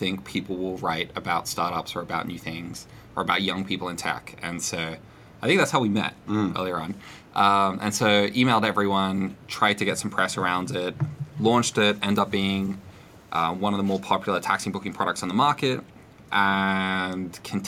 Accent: Australia; I'm an Australian visiting the US.

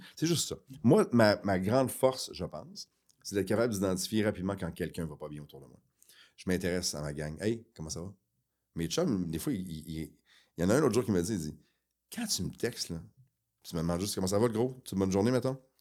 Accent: Quebec City, Quebec, Canada; also born or lived in Chicoutimi; On a grandi à Québec.

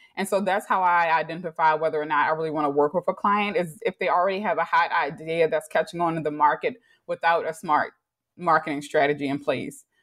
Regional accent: Baltimore, Maryland, United States; also born or lived in New York; I grew up in Baltimore, probably one of few African American Baltimoreans who went to public school

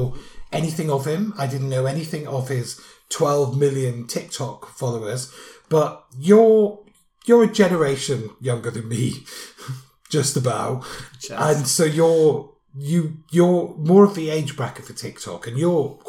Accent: United Kingdom

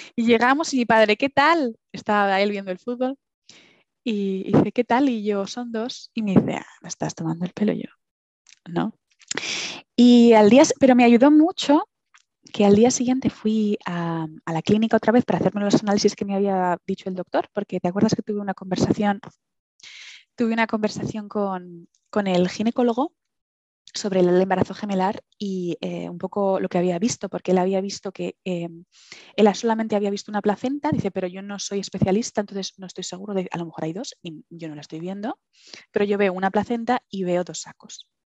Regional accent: Villanueva de la Cañada, Community of Madrid, Spain; moved away as an adult; also born or lived in London; now in Aberdeen, United Kingdom; yo soy de Madrid, de Madrid, pero me, he criado en Villanueva de la Cañada prácticamente, que es, bueno, es un pueblito de las afueras de Madrid

